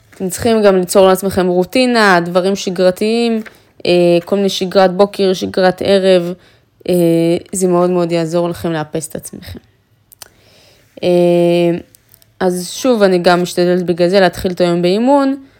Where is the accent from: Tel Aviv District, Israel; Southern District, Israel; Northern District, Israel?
Northern District, Israel; Afula; moved away; אפריקית מעפולה, מהשכונה, מהבניין של עמידר